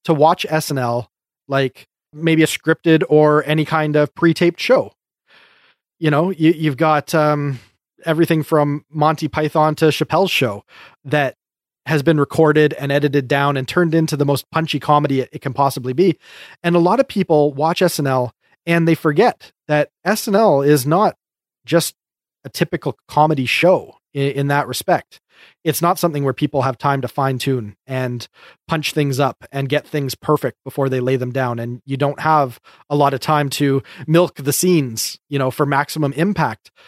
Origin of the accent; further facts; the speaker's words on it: Canada; We're just Canadian